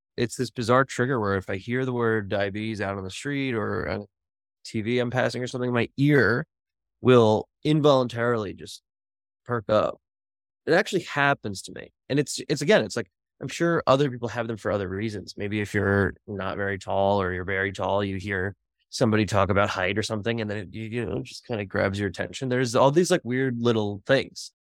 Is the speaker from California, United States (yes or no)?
no; Bergen County, New Jersey, United States; when I was six years old, growing up in Bergen County, New Jersey